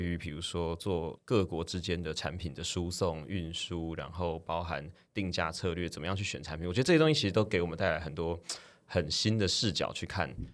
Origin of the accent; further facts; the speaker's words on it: Taiwan; 终究我们身为台湾人